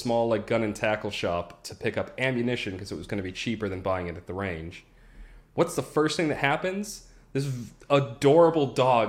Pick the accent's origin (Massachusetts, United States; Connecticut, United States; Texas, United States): Massachusetts, United States; It's because of the way the laws are set up in my home state of Massachusetts.